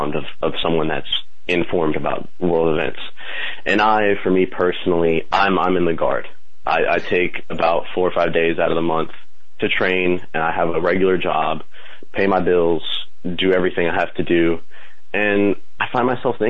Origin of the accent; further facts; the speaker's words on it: Colombia; now in Kentucky, United States; I was born in Columbia. I was raised by my aunt, who is very Catholic